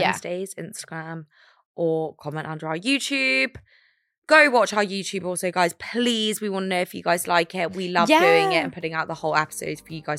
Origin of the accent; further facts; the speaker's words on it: London, United Kingdom; we're London. Like we're from London